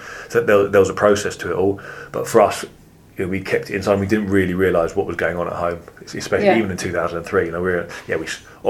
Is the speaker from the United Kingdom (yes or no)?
yes; England, United Kingdom; I said to him, I don't want to speak anymore. I'm English, right. I want to speak English.